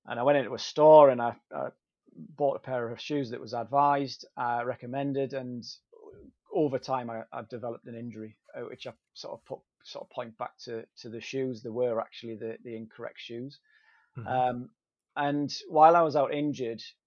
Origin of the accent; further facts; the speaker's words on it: Durham, North East England, United Kingdom; I'm from Durham, so the Great North Run's on our doorstep